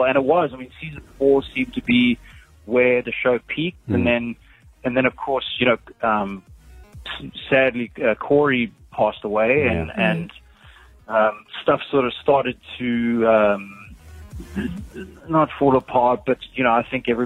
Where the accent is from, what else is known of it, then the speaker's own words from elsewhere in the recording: South Africa; accent: South African; also born or lived in Australia; now in California, United States; I grew up in South Africa